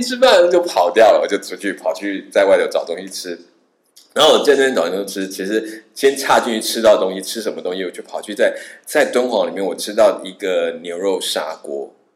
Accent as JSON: {"language": "Chinese", "country": "Taiwan", "said": "我从台湾来"}